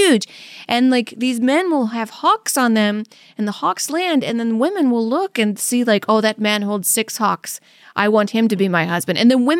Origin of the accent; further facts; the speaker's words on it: Louisiana, United States; I mean, it's kind of like, because I'm from Louisiana, I've had so many people be like, I'm going to make you gumbo.